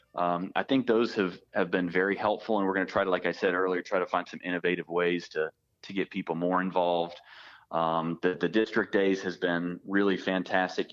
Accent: Pitt County, North Carolina, United States; I grew up in Pitt County.

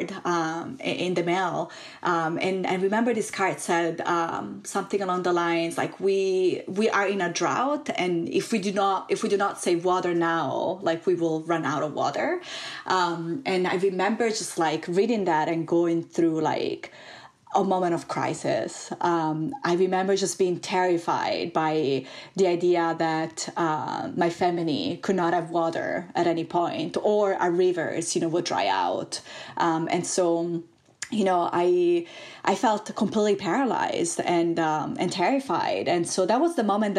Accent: Italy; moved away as an adult; also born or lived in California, United States; I am originally from Italy

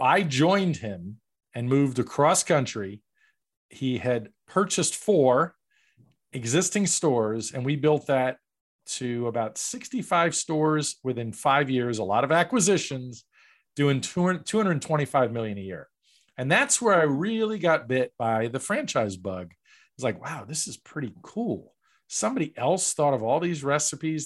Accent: New York, United States; I grew up in New York

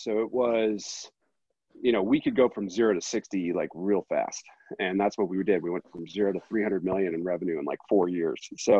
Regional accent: Boston, Massachusetts, United States; now in Park City, United States; I'm from the Boston area.

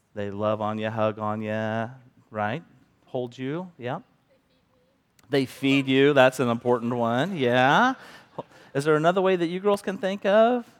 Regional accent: Bethany, Missouri, United States; also born or lived in Kansas City; now in Cameron, United States; I grew up in Bethany, a small town

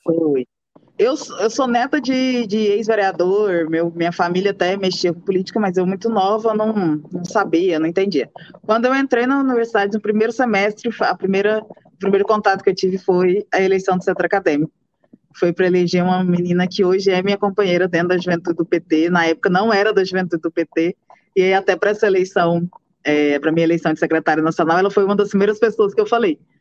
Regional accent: Morrinhos, Goiás, Brazil; Eu sou de Morrinhos, interior do estado de Goiás. Nasci em novembro de 95.

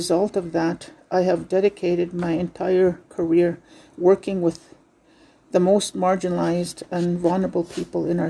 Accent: Fishing Lake First Nation, Saskatchewan, Canada; first language Saulteaux; English is a second language; I'm from Fishing Lake First Nation

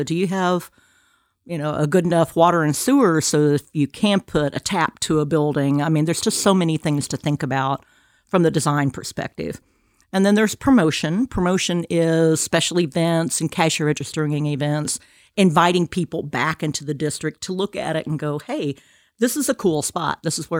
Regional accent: Kansas, United States; moved away as an adult; now in Alabama, United States; So I'm originally from Kansas.

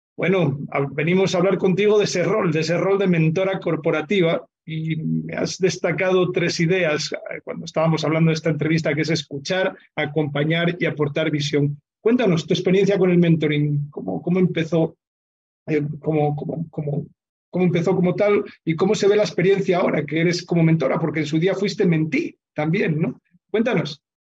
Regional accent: Asturias, Spain; moved away; yo, presumo, mucho de que soy asturiano ¿eh? y cada vez que voy por, el, por mi pueblo allá en la montaña

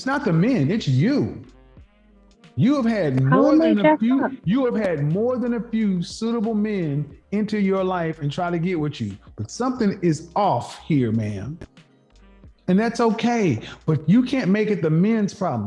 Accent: Bible Belt, the South, United States; I grew up in the Bible Belt

